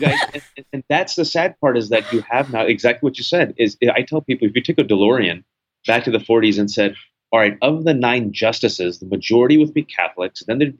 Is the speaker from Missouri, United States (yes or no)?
no; Bay Area, California, United States; English is a second language; I was born and raised in the Bay Area, California, the son of Pakistani Muslim immigrants, where my parents thought it would be hilarious not to teach me English until I was five. I was in ESL.